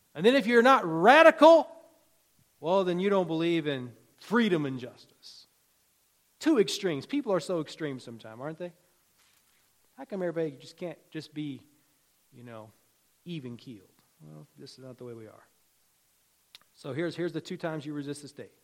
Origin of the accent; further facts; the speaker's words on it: Virginia, United States; When I was a kid growing up in Virginia